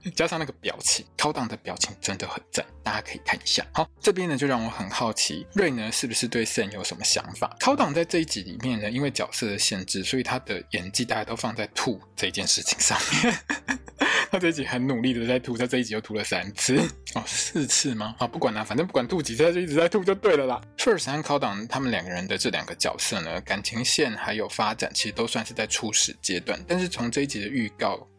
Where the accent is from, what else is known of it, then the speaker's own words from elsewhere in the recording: Taiwan; 我们台湾人念Boston就是直接念Boston嘛